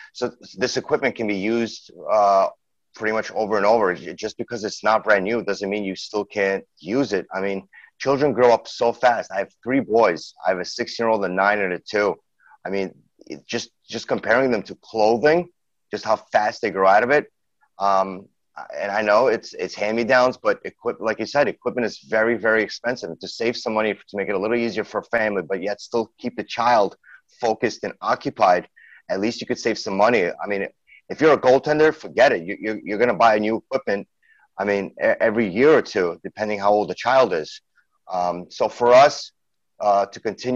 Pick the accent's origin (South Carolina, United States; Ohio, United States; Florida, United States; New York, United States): New York, United States; New York City; also born or lived in St. Petersburg, Russia; that's how we grew up in Brooklyn, New York. I'm from Brooklyn.